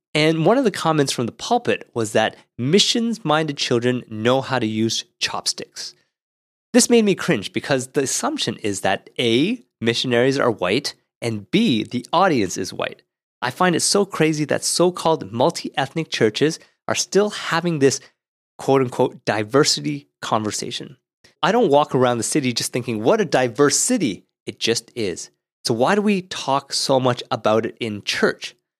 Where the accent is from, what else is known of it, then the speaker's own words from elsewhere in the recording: Ottawa, Ontario, Canada; when I grew up in Ottawa